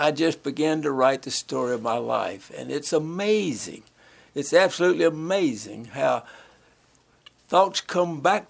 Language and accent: English; Winston-Salem, North Carolina, United States; also born or lived in Brazil; I grew up here in Winston-Salem.